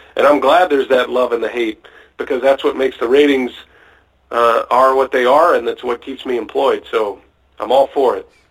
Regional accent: Austin, Texas, United States; moved away as an adult; now in Wisconsin, United States; I grew up in Austin, Texas

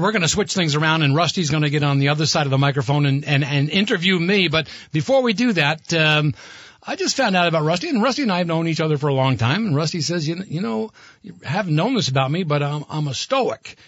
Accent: Burlington, Vermont, United States; moved away as an adult; also born or lived in Boston; I grew up in Burlington

